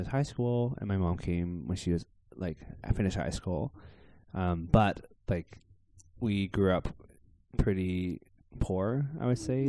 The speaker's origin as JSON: {"language": "English", "town": "Victoria", "region": "British Columbia", "country": "Canada", "tie": "born or raised there", "said": "I was born and raised in Victoria, in Canada"}